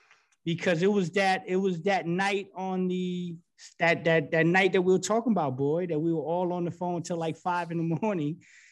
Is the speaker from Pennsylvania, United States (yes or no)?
no; New York City, New York, United States; I'm from the East Coast. I'm from New York City.